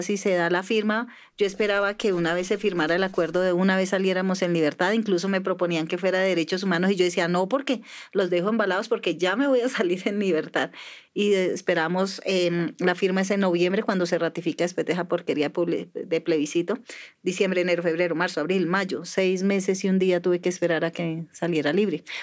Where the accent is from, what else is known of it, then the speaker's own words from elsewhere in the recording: Tolima, Colombia; born there; also born or lived in Antioquia, Colombia; Yo nací en el Tolima, pero como he andado por tantos lugares del, país, eh, no me siento no me siento tan tolimense ni tan rola ni nada